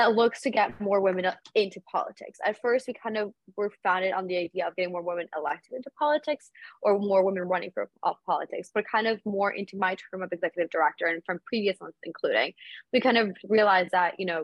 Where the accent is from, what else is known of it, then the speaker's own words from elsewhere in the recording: Caracas, Capital District, Venezuela; also born or lived in South Florida; now in Washington, D.C., United States; I am originally from Caracas, Venezuela, and I immigrated to South Florida a couple of years ago alongside my family